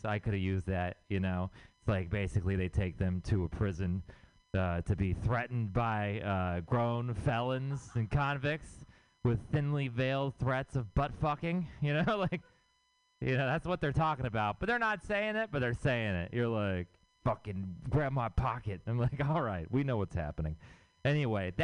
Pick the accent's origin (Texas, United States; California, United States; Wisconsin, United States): Texas, United States; Houston; now in San Francisco, United States; I'm from Texas. I'm from Houston, Texas, and which means I have city family and I have country family.